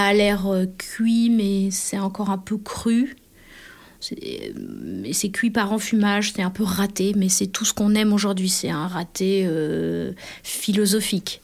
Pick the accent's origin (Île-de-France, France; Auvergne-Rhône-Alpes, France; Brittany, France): Auvergne-Rhône-Alpes, France; Annecy; moved away; also born or lived in south of France; je suis née à Annecy